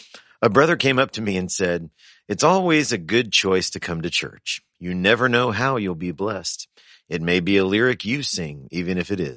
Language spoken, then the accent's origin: English; the South, United States; now in Wisconsin, United States; Now, I grew up Pentecostal and in the South, so I have seen many things, but this was definitely a first, and I now live in Wisconsin.